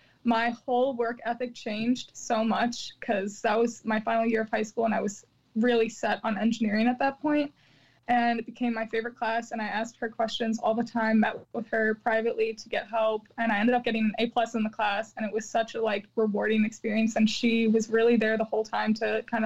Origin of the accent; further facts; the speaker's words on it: Chicago, Illinois, United States; also born or lived in Champaign, Illinois; I'm from Chicago